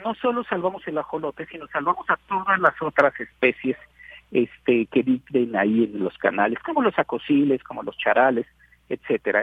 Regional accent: Mexico

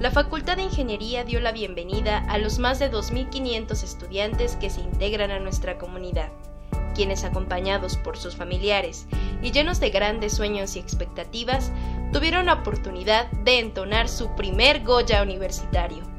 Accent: Morelos, Mexico; vengo de Morelos y pues voy a estudiar ingeniería en computación.

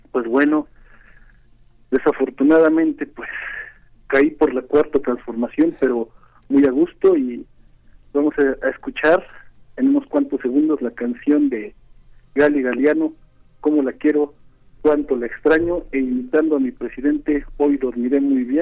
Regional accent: Matanzas, Cuba; now in Mexico City, Mexico; Bueno, yo llamo de la Ciudad de México, pero más soy inmigrante, soy de Matanza, Cuba.

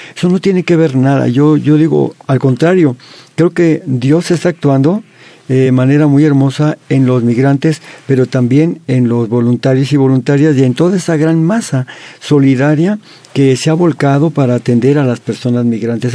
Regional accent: Mexico; como mexicanos

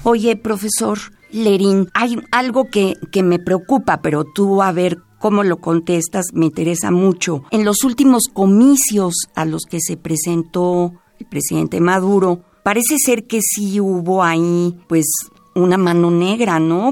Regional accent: Mexico; como mexicana que soy

